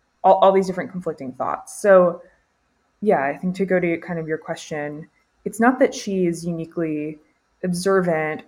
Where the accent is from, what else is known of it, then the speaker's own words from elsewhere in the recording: Orlando, Florida, United States; moved away as an adult; now in Mississippi, United States; I'm from like the part of Florida that's not really the deep South, like Orlando sprawl